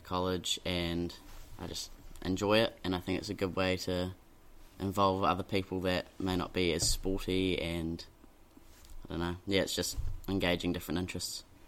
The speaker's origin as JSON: {"language": "English", "town": "Dunedin", "region": "Otago", "country": "New Zealand", "tie": "born or raised there", "said": "I grew up in Dunedin. I've been here my whole life."}